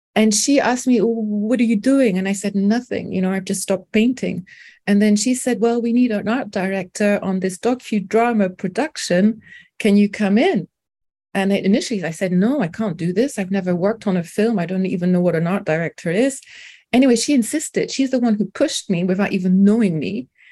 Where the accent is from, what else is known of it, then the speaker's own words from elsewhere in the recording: London, United Kingdom; first language French; English is a second language; also born or lived in France; born in France, but I have spent most of my life in London